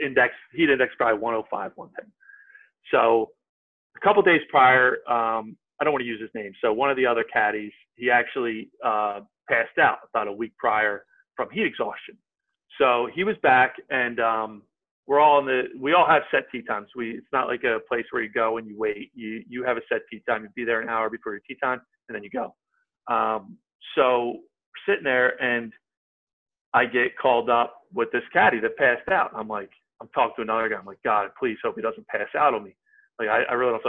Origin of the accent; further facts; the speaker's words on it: New Jersey, United States; also born or lived in Bucks County, Pennsylvania; born and raised in South Jersey.